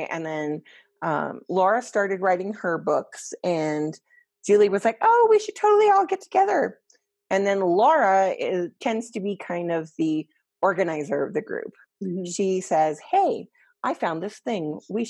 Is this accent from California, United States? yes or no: no; Colorado, United States; And then the altitude is because we're all from Colorado.